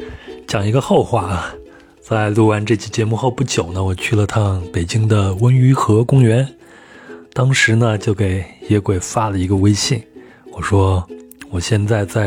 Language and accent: Chinese; Shijiazhuang, Hebei, China; 我想私心的介绍一下我老家石家庄的一些景观景点。